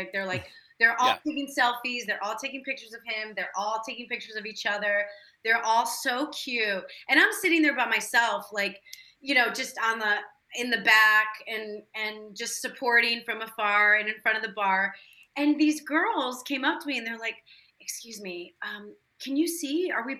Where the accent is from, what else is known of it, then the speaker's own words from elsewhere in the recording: Chicago, Illinois, United States; Especially when I go back home, I talk like a total Chicagoan. But yeah. They're still there. They love it there. And born and raised in Chicago.